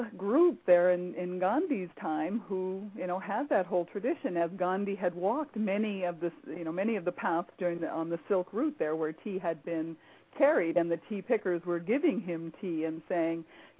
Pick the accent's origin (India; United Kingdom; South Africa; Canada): Canada; now in United States; I grew up in Canada, so I grew up a tea drinker from the time I was a child. And moving to the U.S.